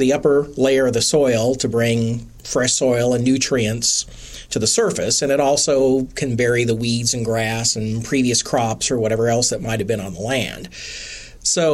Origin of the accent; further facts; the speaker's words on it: Wichita, Kansas, United States; I grew up in a city, so I grew up in Wichita, so I'm a city kid